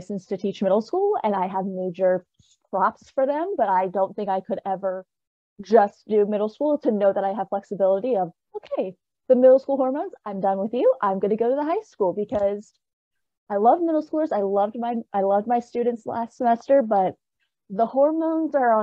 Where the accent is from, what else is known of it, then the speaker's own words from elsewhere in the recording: Richmond, Virginia, United States; moved away as an adult; now in Harrisonburg, United States; I'm originally from Richmond, Virginia, born and raised